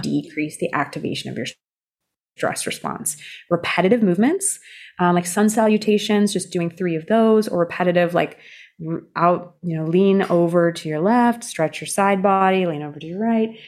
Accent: California, United States; when I was growing up in California

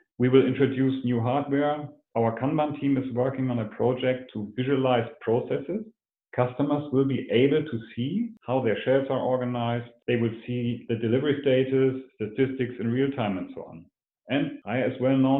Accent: Hamburg, Germany; My hometown, the city of Hamburg

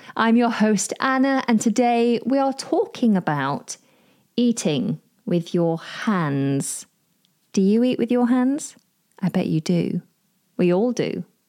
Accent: United Kingdom; I'm British

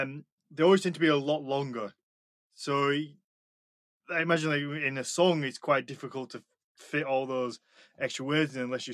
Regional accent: England, United Kingdom; first language English; being an English speaker, being English

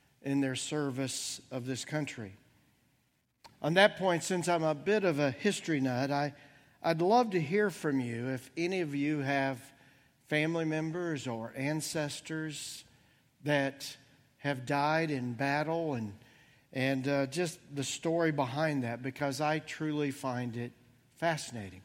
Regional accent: Bloomington, Indiana, United States; moved away; my hometown of Bloomington, Indiana

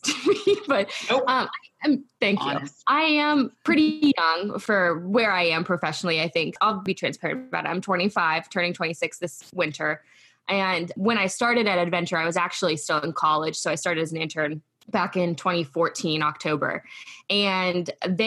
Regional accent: Frostburg, Maryland, United States; I was raised in Western Maryland

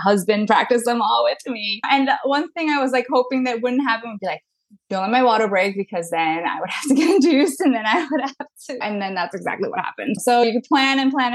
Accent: New York City, New York, United States; now in Long Island, United States; I am from Long Island, born and raised in New York City, but I moved out to Long Island during the pandemic.

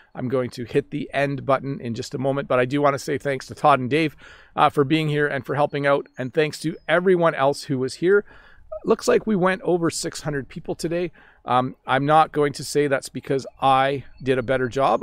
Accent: Canada; accent: Canadian; I have a Canadian accent

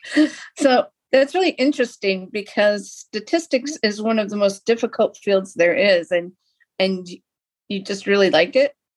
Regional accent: Lapeer, Michigan, United States; moved away as an adult; also born or lived in Milwaukee; I grew up in Lapeer

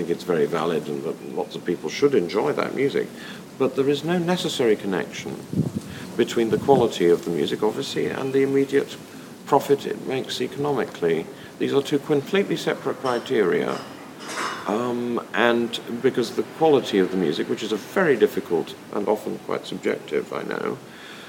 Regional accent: United Kingdom; as a British person

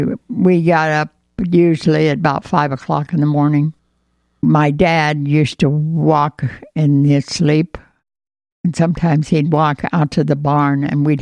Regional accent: between Knoxville and Pella, Iowa, United States; In Knoxville, or in between Knoxville and Pella on a farm.

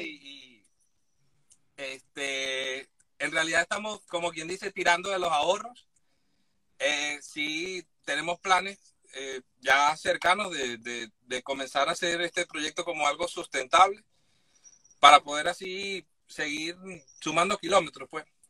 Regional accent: San Félix, Bolívar, Venezuela; moved away as an adult; also born or lived in Madrid, Spain; Yo soy de San Félix, eh, de San Félix, el estado Bolívar

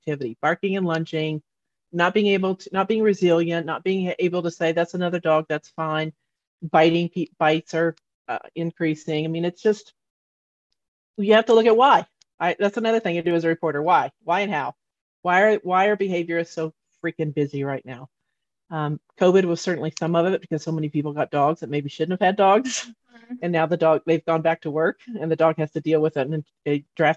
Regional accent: Texas, United States; moved away as an adult; I come from Texas

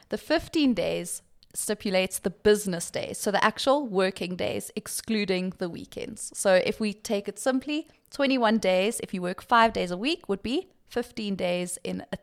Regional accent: Limpopo, South Africa; now in Johannesburg, South Africa; I'm actually from Limpopo. So, it's between staying here and enjoying the Johannesburg quiet roads or going back home to Limpopo.

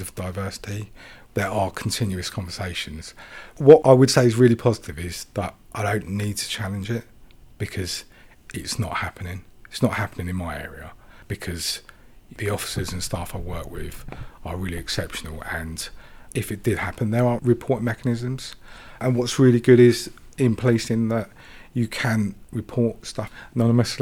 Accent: Sri Lanka; now in United Kingdom; I was born in Sri Lanka

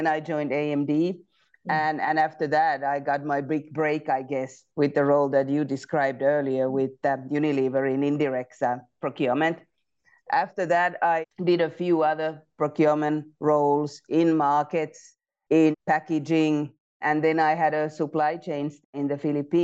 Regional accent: Finland; moved away; I'm originally from Finland, so I graduated from University of Technology and then joined Nokia

